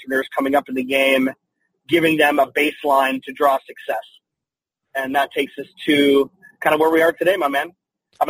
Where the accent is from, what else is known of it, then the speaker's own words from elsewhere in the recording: Salt Lake City, Utah, United States; moved away as an adult; now in Phoenix, United States; I was born and raised in Salt Lake City, Utah